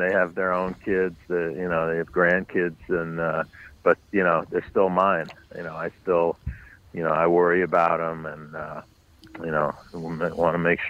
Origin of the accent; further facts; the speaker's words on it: New York City, New York, United States; I grew up on the Upper West Side, but north of 96th Street, west 106th Street, which was, we lived in a beautiful building, but it was a neighborhood that had been in decline.